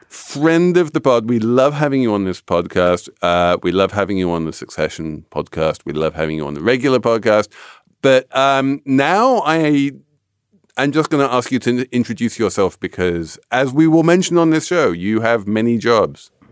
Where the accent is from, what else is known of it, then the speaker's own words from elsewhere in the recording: England, United Kingdom; as an Englishman